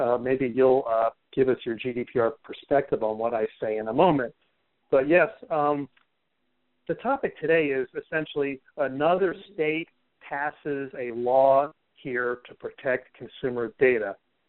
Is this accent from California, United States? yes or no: yes; California, United States; California, a state, you know, my home state